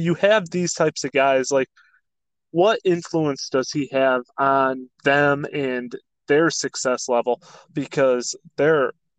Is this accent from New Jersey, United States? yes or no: no; Michigan, United States; growing up in Michigan